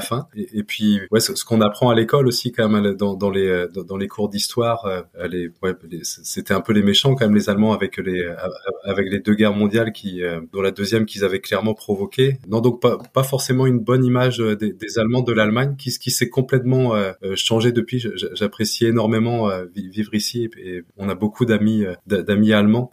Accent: Trébordin, Côtes d'Armor, Brittany, France; moved away as an adult; also born or lived in Rennes / Munich / Vienna / Kalmar; now in Düsseldorf, Germany; j'ai grandi dans les, dans les Côtes d'Armor, euh, à, à Trébordin, au, bord de la mer.

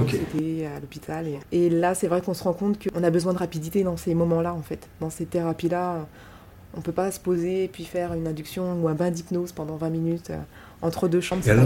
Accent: France; chez nous en France

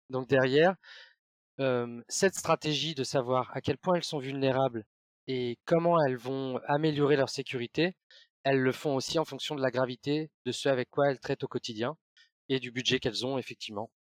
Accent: Brittany, France; parce que je suis breton, ma, grand-mère a inventé la galette saucisse.

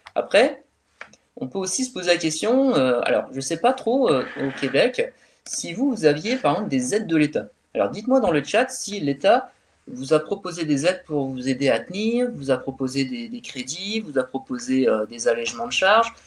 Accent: France; also born or lived in Calais; chez nous en France

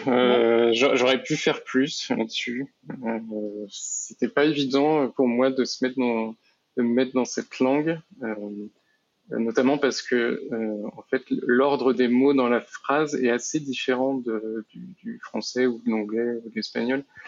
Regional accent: Nantes, Pays de la Loire, France; moved away as an adult; now in Rennes, France; je suis originaire de Nantes, euh, mais j'habite euh, actuellement à Rennes

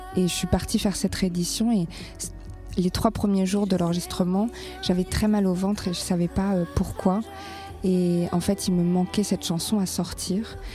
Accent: France; là où j'ai grandi, c'est-à-dire euh, les petits villages de France

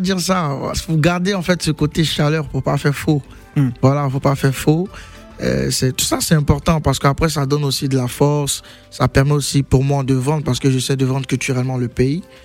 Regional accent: Abidjan, Côte d’Ivoire; je viens de Yopougon.

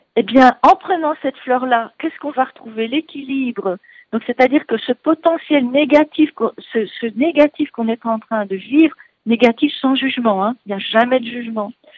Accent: Belgium; accent: Belgian; moved away; vous entendrez un bon accent, donc que je ne suis pas d'ici, je suis belge

